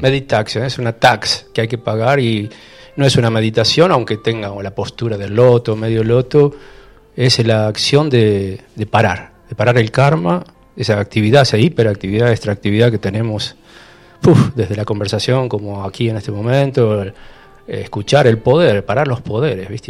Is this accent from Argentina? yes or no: yes; Rosario, Santa Fe, Argentina; moved away as an adult; also born or lived in Europe / Spain; now in Capilla del Monte, Argentina; en Rosario, soy rosarino